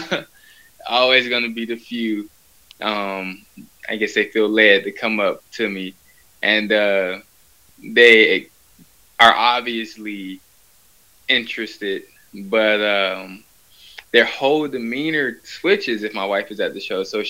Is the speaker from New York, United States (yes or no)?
no; Atlanta, Georgia, United States; I'm from Atlanta, Georgia